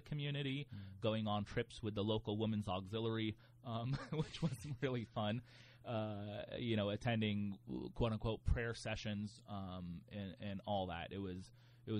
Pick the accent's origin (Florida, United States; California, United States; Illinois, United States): Florida, United States; New Port Richey; I was born and raised in the Northwest suburbs of the Tampa Bay area, an area called Newport Richey